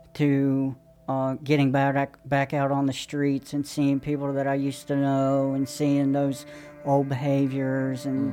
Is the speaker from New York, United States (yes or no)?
no; Johnson City, Tennessee, United States; I'm from East Tennessee, Johnson City.